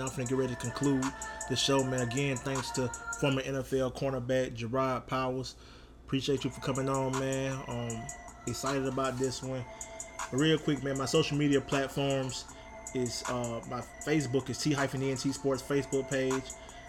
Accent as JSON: {"language": "English", "town": "Troy", "region": "Alabama", "country": "United States", "tie": "born or raised there", "said": "my hometown, Troy, Alabama"}